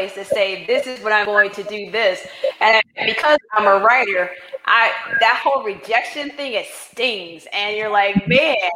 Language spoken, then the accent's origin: English; Indiana, United States; I was born in Indiana, where I was like, I'm leaving this state, and I was going to leave